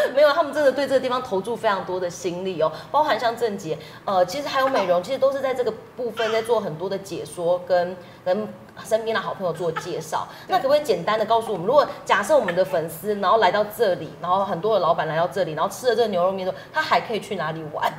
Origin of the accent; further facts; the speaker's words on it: Tainan, Taiwan; 我自己是南部人嘛，我是台南人